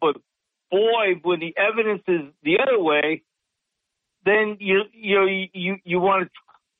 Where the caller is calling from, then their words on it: Sidney, New York, United States; …, Sydney, New York.